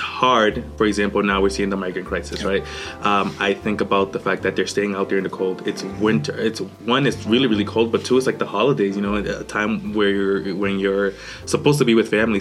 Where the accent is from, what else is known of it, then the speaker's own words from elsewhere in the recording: Boston, Massachusetts, United States; moved away as an adult; also born or lived in Honduras; now in El Paso, United States; I grew up in Honduras and Boston.